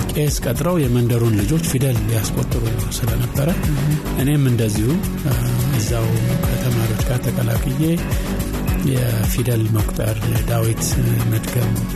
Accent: Addis Ababa, Ethiopia; moved away as an adult; also born or lived in Gondar / Harar; now in United States; የተወለድኩት በእኛ ጊዜ ክፍለ ሀገር ነው የምንለው በጎንደር ክፍለ ሀገር ነው ግን ትዝታ የሚጀምረው ገና በአራት አምስት ዓመቴ ላይ አዲስ አበባ ነው

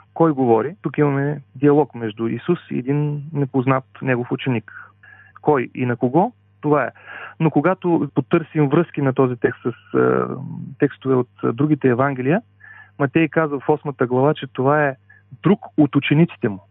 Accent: Dobrich, Dobrich Province, Bulgaria; now in Sofia, Bulgaria; Родом съм от Добрич, а по-настоящен съм пастор в една от адвентните църкви в София

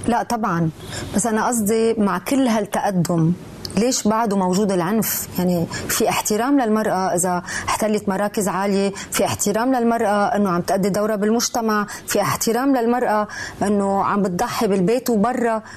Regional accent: Lebanon; نحن بمجتمع لبناني

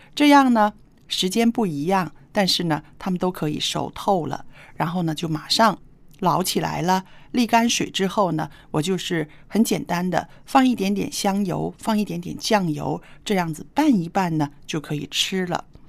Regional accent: northern China, China; moved away; 我小时候在北方没有吃过这种菜

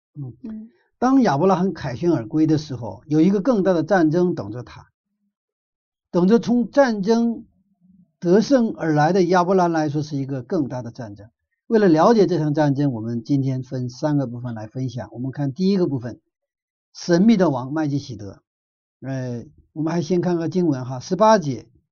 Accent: China; 我们中国人

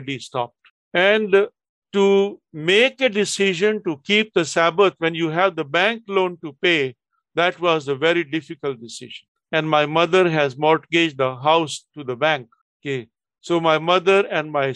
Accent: Delhi, India; moved away as an adult; also born or lived in Chennai; Delhi, my hometown

